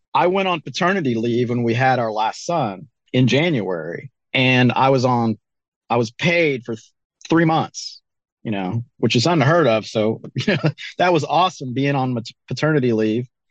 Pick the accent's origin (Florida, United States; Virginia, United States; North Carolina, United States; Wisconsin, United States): North Carolina, United States; also born or lived in Colorado; now in Joplin, Missouri, United States; I grew up in North Carolina